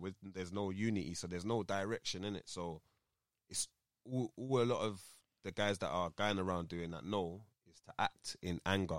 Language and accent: English; London, United Kingdom; when I was growing up here, like, the whole of Lambeth, there was passes, obviously, but, like, my area was cool with Gypsy Hill, Norwood